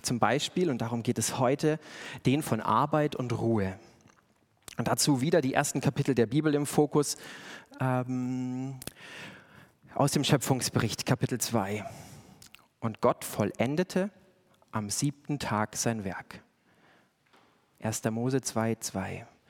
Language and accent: German; Bavaria, Germany; schön bayerisch, da wo ich herkomme